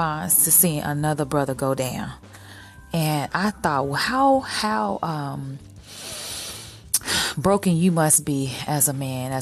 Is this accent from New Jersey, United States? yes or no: no; Chicago, Illinois, United States; I am a Chicagoan